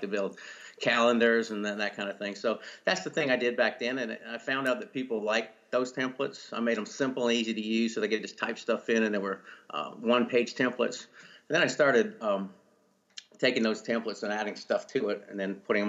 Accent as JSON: {"language": "English", "country": "Canada", "tie": "born or raised there", "moved": "as an adult", "lives_now": "Powder Springs, United States", "said": "I grew up in Canada. Actually, spent all my younger years in Canada"}